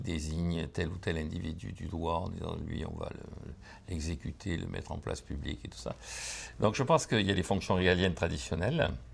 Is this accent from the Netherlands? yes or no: no; Bordeaux, Nouvelle-Aquitaine, France; je viens de Bordeaux